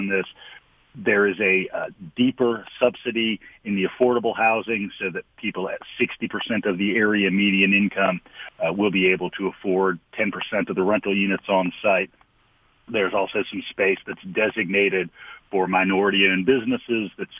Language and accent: English; Norfolk, United States; moved away; my hometown of Norfolk